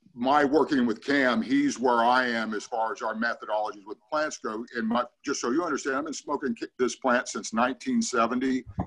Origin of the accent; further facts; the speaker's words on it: Ukiah, California, United States; also born or lived in Longvale, California / Willits, California; I was raised in Ukiah. I am a NorCal through and through